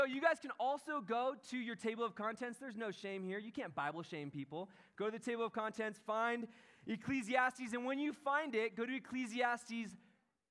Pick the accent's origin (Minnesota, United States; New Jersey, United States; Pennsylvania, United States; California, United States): California, United States; Encinitas; I am from Encinitas